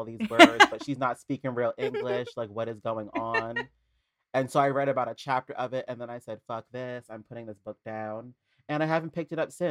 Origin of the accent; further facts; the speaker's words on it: New Jersey, United States; I'm from New Jersey, but I'm like right outside New York